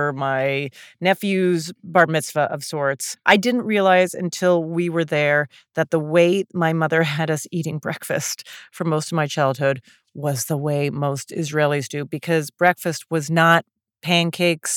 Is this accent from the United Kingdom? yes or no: no; Calgary, Alberta, Canada; moved away as an adult; also born or lived in Montreal / Toronto; now in New York, United States; I was raised Jewish in Calgary, Alberta, or so I thought. Then I moved to New York